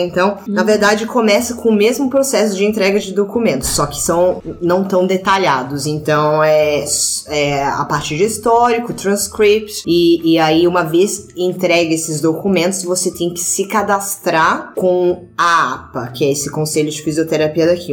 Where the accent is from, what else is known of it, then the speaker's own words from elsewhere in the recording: Brazil; moved away as an adult; fazia dois anos que eu não ia pro Brasil e tava já homesick